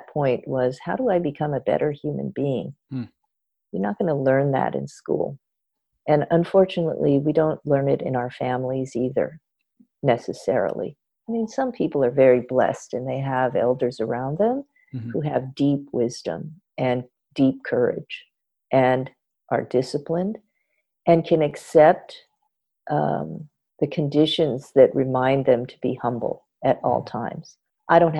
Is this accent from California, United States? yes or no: yes; Los Angeles, California, United States; having been born and raised in Los Angeles